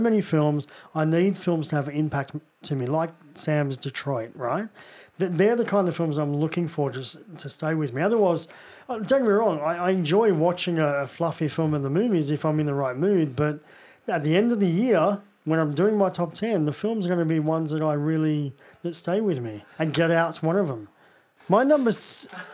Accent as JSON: {"language": "English", "country": "Australia", "said": "being fellow Aussie"}